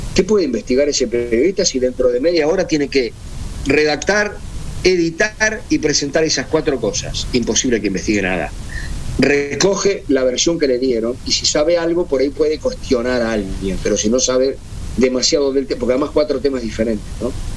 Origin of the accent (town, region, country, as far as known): Uruguay